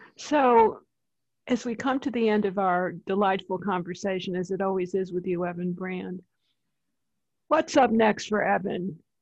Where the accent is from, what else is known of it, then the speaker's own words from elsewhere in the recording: East Coast, United States; I'm from the East Coast